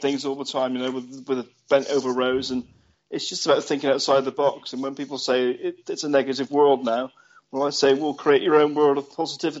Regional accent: Chard, South West England, United Kingdom; Chardon, Somerset, my hometown.

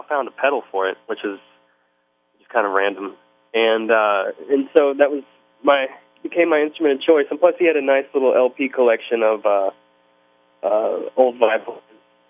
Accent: Houston, Texas, United States; also born or lived in Tomball, Texas / Los Angeles / New Orleans; now in New York, United States; I was born in Tomball, Texas, which is a little about 30, 45 minutes outside of Houston. And I grew up in Houston

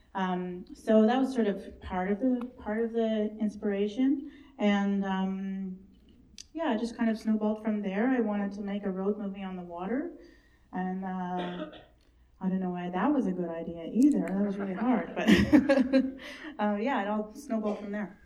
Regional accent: Bella Bella, British Columbia, Canada; I was born in Bella Bella

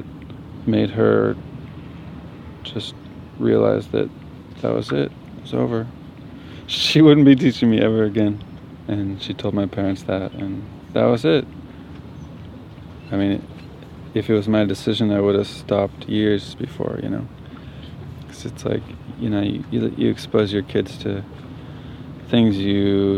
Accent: Santa Cruz, California, United States; I grew up in Santa Cruz, California, about 4 blocks from the beach

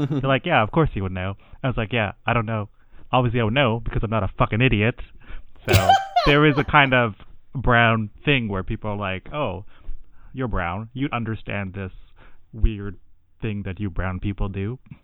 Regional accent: Canada; I'm Tamil Canadian

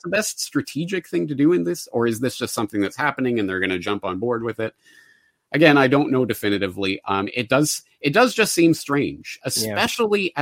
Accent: Calgary, Alberta, Canada; my hometown of Calgary

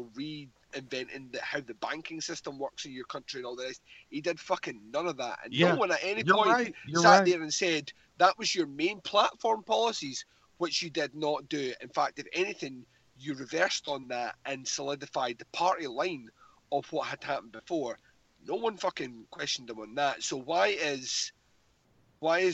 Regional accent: Scotland, United Kingdom; speaking as a Scottish man

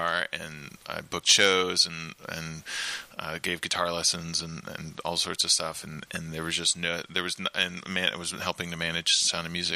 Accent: Virginia Beach, Virginia, United States; also born or lived in Richmond, Virginia; I grew up in Virginia Beach.

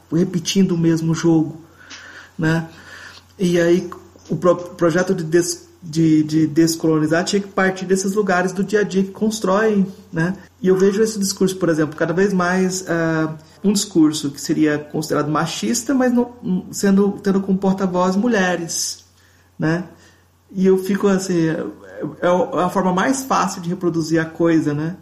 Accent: Goiás, Brazil; sou de Goiás

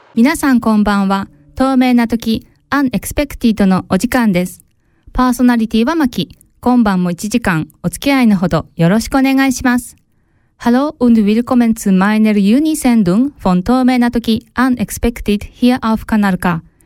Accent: Japan; now in Switzerland; 約3年ぶりに日本へ里帰りをし

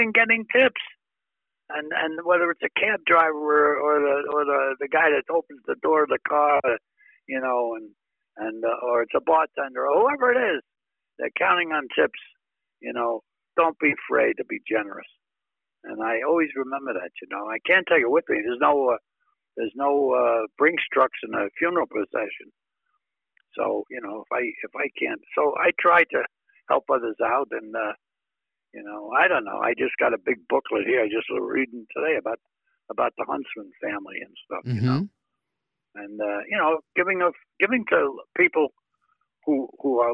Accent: New York City, New York, United States; moved away; growing up in Brooklyn

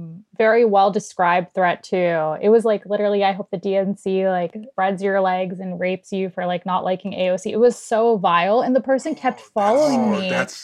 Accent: Florida, United States; now in Canada; Yeah, I'm in Canada. I'm an American citizen, but I am in Canada. Yeah. So I am an American citizen.

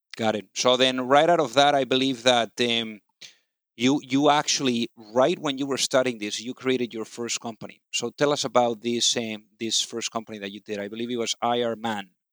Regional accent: Spain; now in United States; I'm also from Spain

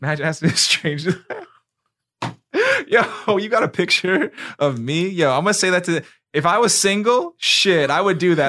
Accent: New York, United States; now in Florida, United States; I'm from New York

